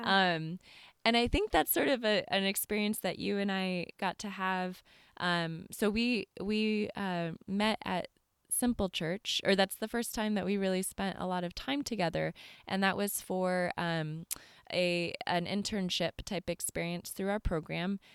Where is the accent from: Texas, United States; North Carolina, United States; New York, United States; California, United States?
California, United States; moved away as an adult; also born or lived in East Coast, United States; grew up, um, in California and then traveled on out to the East Coast